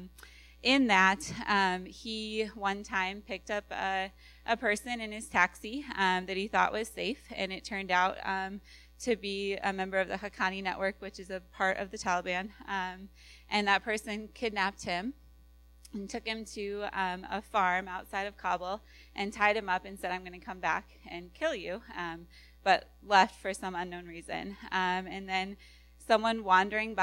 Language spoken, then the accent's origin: English; Iowa, United States; also born or lived in California; now we're back in the Midwest. We're from Iowa